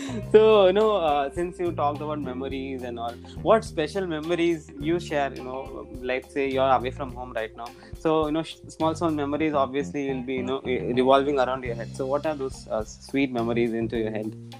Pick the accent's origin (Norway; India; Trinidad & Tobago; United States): India; Tamil Nadu; i even being a tamilian